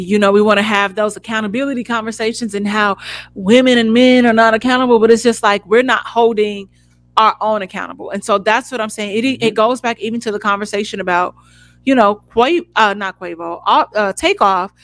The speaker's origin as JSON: {"language": "English", "country": "United States", "tie": "born or raised there", "moved": "as an adult", "lives_now": "Los Angeles, United States", "said": "we grew up on the West Side"}